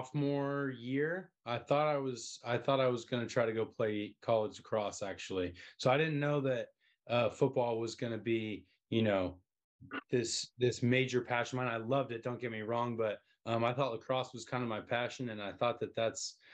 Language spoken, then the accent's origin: English; Colorado, United States; I'm actually from Colorado.